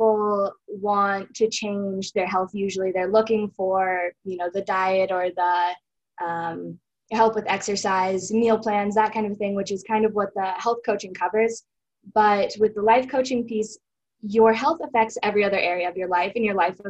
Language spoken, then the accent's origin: English; Jackson, Wyoming, United States; I was born and raised here in Jackson, so I've lived here my whole life